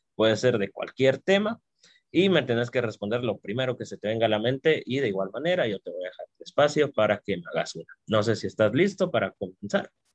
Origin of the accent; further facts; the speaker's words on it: Guatemala; como guatemaltecos y guatemaltecas